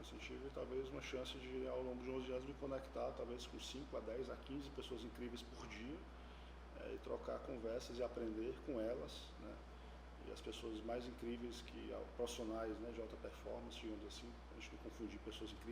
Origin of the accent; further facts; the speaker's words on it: Ceará, Brazil; sou cearense, né? de pai, mãe, avô e avós.